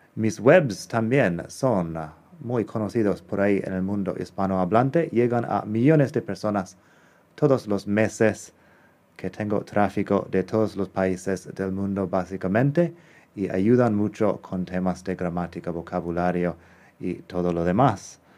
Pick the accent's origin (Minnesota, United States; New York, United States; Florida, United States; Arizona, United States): Arizona, United States; Spanish is a second language; moved away as an adult; also born or lived in Madrid, Spain / Barcelona, Spain; now in Spain; Originalmente soy del estado de Arizona, que está en el suroeste de Estados Unidos